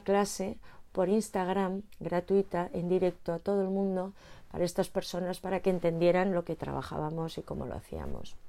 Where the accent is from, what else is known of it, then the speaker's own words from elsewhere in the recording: Madrid, Community of Madrid, Spain; Yo soy de Madrid